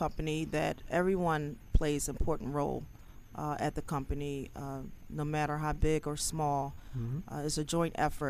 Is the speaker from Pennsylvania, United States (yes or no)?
yes; Philadelphia, Pennsylvania, United States